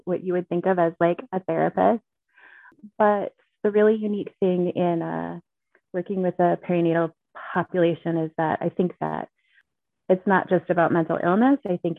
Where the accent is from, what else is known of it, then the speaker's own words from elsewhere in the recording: Alaska, United States; Thank you. I'm sweating. It's LA and I'm from Alaska.